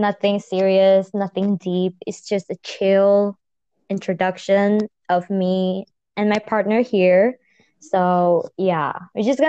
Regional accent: Malaysia; I'm also a Malaysian

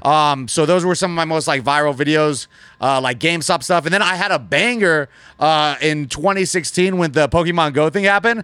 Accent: Las Vegas, Nevada, United States; I was born and raised right here in Las Vegas

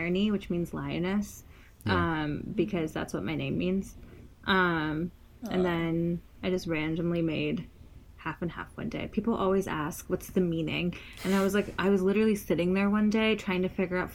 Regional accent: Detroit and Columbus, Midwest, United States; I grew up in Detroit

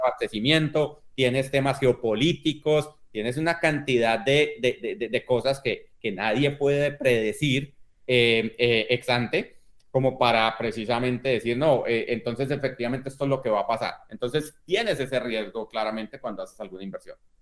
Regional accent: Colombia; yo crecí precisamente en Colombia

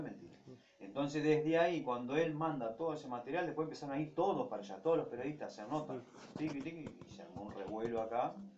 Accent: Ramallo, Buenos Aires Province, Argentina; now in Rosario, Argentina; en mi pueblo natal, que es Ramallo, a unos 80 kilómetros de aquí

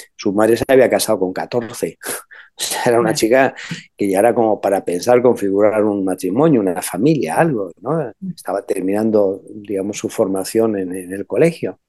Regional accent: Spain; also born or lived in Argentina / Brazil / Israel; como español y como sacerdote.

